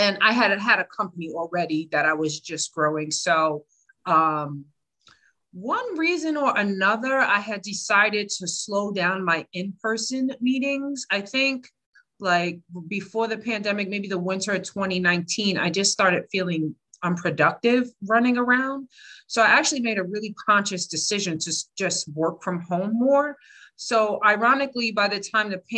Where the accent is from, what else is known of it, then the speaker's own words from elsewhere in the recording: New York City, New York, United States; now in Newark, United States; I'm originally from the Bronx